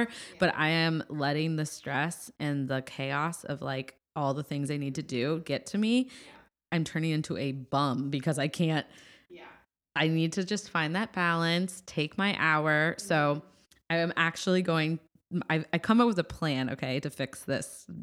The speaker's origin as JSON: {"language": "English", "region": "Midwest", "country": "United States", "moved": "yes", "said": "I'm from the Midwest"}